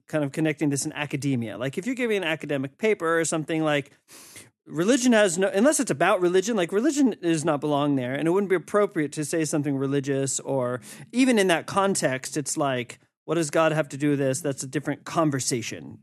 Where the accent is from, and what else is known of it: United States; moved away as an adult